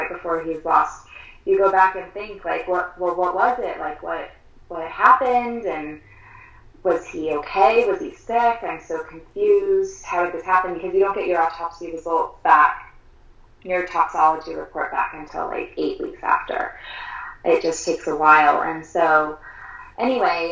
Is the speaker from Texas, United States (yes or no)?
no; Southern California, United States; now in Colorado, United States; I grew up in Southern California. We live in Colorado now.